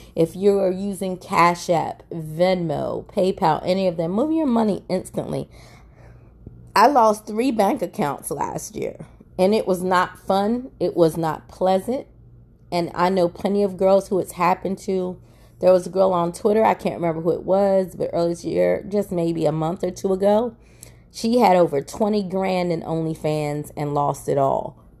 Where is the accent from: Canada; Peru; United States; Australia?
United States; I'm an American